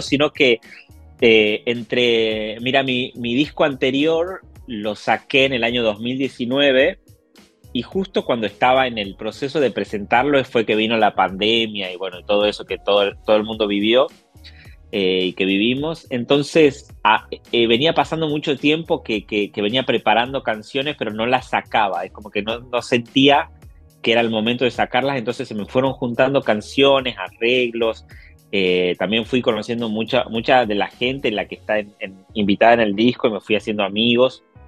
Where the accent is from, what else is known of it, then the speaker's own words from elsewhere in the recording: Tucumán, Argentina; now in Buenos Aires, Argentina; yo soy de Tucumán, del norte de Argentina pero vivo en la capital federal, en Buenos Aires